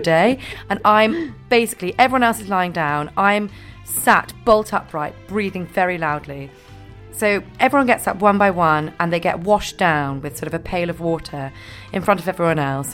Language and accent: English; Scotland, United Kingdom; I'm from Scotland